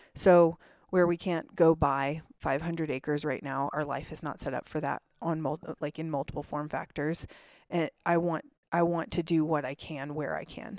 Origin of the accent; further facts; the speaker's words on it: Vail, Colorado, United States; now in Salt Lake City, United States; I grew up in a lot of snow. So I grew up in Vail, Colorado